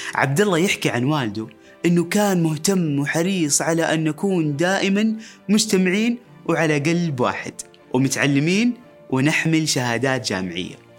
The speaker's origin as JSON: {"language": "Arabic", "country": "Saudi Arabia", "said": "نثق في قدراتنا كسعوديين"}